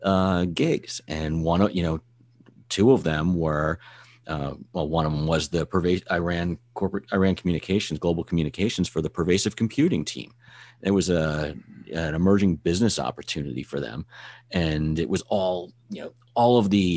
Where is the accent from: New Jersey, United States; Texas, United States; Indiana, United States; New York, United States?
New Jersey, United States; I'm originally from Jersey